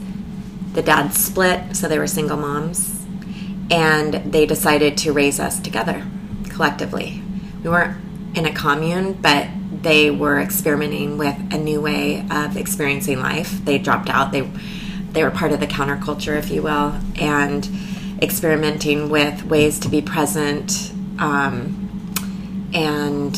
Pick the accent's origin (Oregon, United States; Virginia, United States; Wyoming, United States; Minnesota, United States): Oregon, United States; Eugene; also born or lived in Taos, New Mexico; I grew up in Eugene, Oregon. Most of my childhood